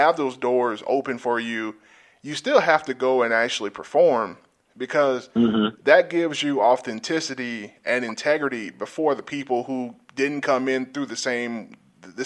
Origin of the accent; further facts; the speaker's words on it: South Georgia, United States; moved away; I'm from South Georgia